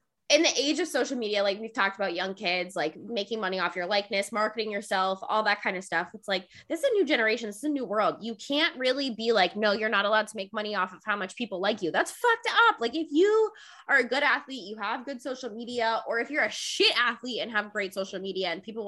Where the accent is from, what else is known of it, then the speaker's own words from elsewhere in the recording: Jacksonville, Florida, United States; born and raised in Jacksonville